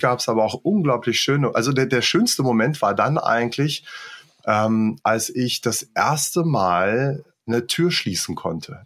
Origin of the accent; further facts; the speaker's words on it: Göttingen, Lower Saxony, Germany; moved away as an adult; also born or lived in Luxembourg; bin ich dann erstmal in meine Heimat zurück, also nicht nach Luxemburg, wo ich gewohnt habe, sondern nach Göttingen, wo meine mhm. Eltern dann auch waren